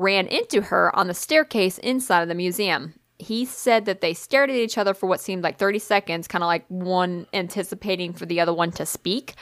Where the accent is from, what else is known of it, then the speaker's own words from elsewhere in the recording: Tennessee, United States; I grew up in Tennessee